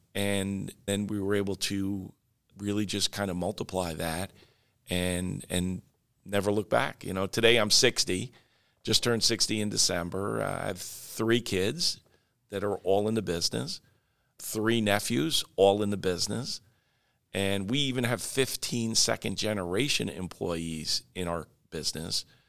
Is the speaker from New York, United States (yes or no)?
yes; Oyster Bay, New York, United States; now in Florida, United States; I was in Long Island, in New York, um, in Oyster Bay, which is my hometown